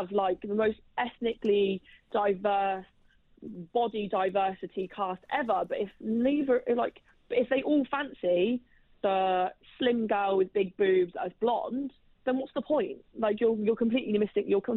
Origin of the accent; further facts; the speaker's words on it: Oxford, South East England, United Kingdom; accent: Oxford; my accent comes from Oxford